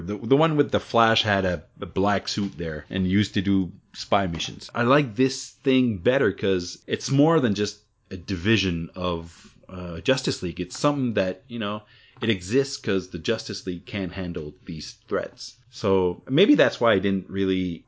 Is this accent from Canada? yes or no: yes; Canada; Being Canadian